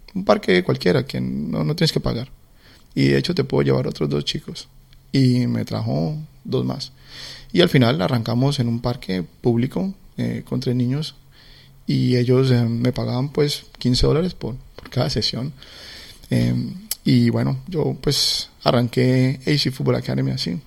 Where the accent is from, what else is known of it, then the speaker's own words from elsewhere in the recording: Cali, Valle del Cauca, Colombia; moved away as an adult; now in Melbourne, Australia; yo como caleño, a mí la salsa eh, pues, es, es, algo muy, mm, digamos, muy natural para nosotros, eh, la salsa. Eh, y, y, bueno, así crecí yo